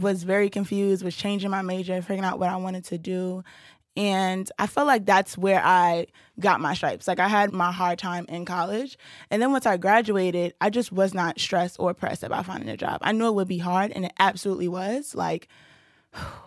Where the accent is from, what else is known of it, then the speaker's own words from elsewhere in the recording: Brooklyn, New York, United States; I'm born and raised in Brooklyn, New York